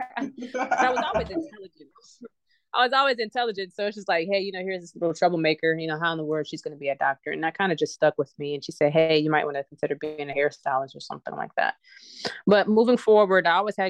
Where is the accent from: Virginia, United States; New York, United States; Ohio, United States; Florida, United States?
Ohio, United States; Cincinnati; now in Huntsville, United States; I'm originally from Cincinnati, Ohio, and I currently live in Huntsville, Alabama.